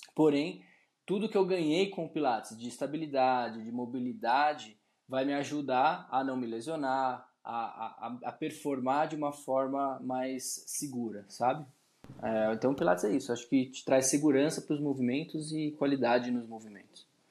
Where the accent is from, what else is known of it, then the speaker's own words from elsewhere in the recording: São Paulo, Brazil; eu sou de São Paulo, sou nascido e criado aqui em São Paulo.